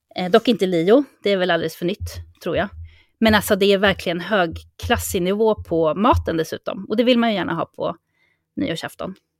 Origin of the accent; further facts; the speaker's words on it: Sweden; now in Mallorca, Spain; som svensk